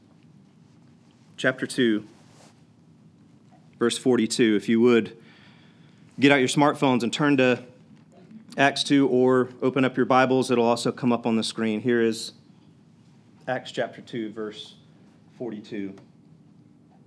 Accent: South Georgia, United States; I'm a redneck from South Georgia

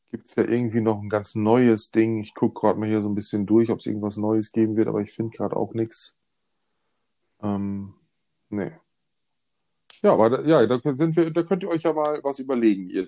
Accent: Romania; Äh, ich komme aus Rumänien.

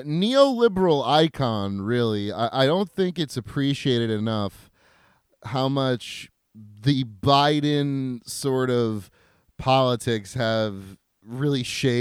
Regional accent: Harrington Park, New Jersey, United States; my hometown of Harrington Park, New Jersey?

